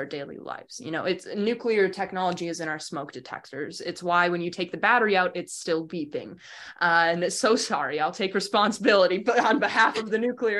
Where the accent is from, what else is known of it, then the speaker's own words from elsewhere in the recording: Wausau, Wisconsin, United States; I grew up in Wausau, was born and raised there, and that's central Wisconsin